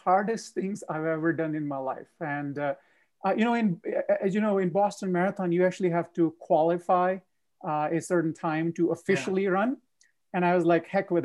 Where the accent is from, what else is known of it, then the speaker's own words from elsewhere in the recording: Punjab, India; now in United States; I am born and raised in India, a state called Punjab